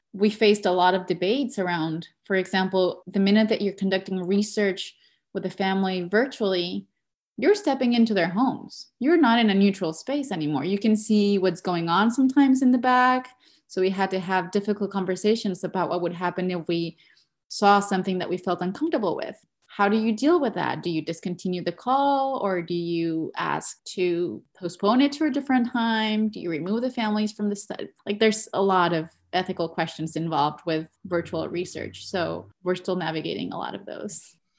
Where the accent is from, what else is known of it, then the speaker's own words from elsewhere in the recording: Mexico; moved away as an adult; now in New York, United States; I was born and raised in Mexico, where I achieved a B A in communications and digital media